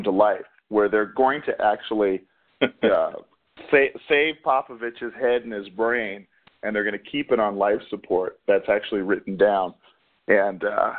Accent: Texas, United States; moved away; also born or lived in San Antonio, Texas / Arizona; growing up in Texas and living in San Antonio

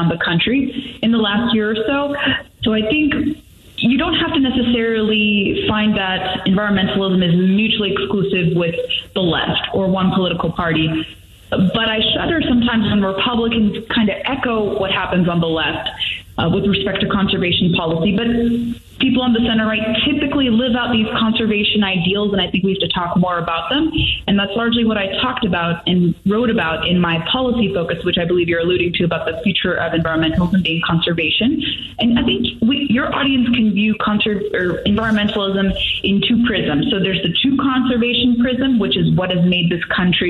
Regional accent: Southern California, United States; moved away as an adult; I'm from California originally. I left the state about a decade ago, but I remember the frequency of wildfires and high intensity fires, even where I grew up in Southern California

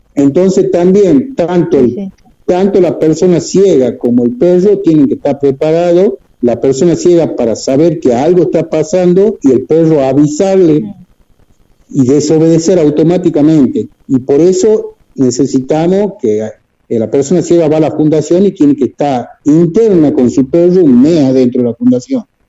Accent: Tucumán, Argentina; Estamos anclados acá en Tucumán, bueno, soy tucumano

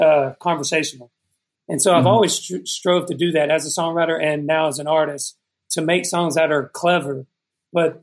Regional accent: Douglasville, Georgia, United States; also born or lived in Texas; I grew up in Georgia, right outside of Atlanta, like 30 minutes outside of Atlanta in a town called Douglasville

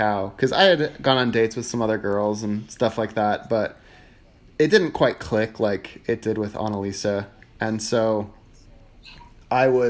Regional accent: Iowa, United States; I'm from Iowa.

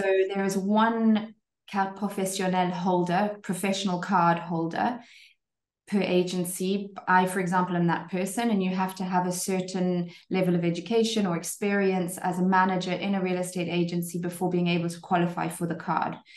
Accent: Zimbabwe; moved away as an adult; also born or lived in Cape Town, South Africa; now in French Riviera, France; I'm actually Zimbabwean originally, born and bred Zimbabwean and then lived in South Africa in Cape Town for a good 10 years

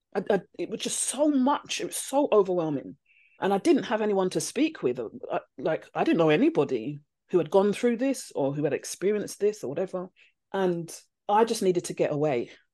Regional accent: London, United Kingdom; I'm from London.

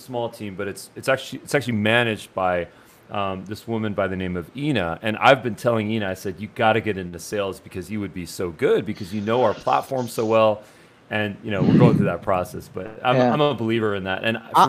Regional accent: India; One of them's from Nigeria. One of them's from India. I'm from India.

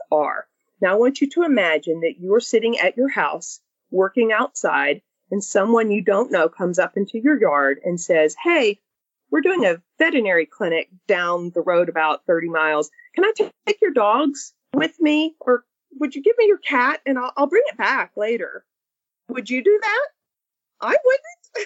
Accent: Mississippi, United States; I grew up in Mississippi

